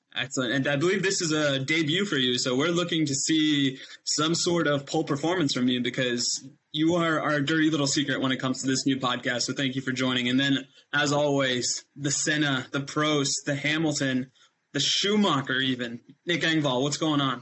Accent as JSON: {"language": "English", "country": "India", "tie": "born or raised there", "said": "when I was raised in India"}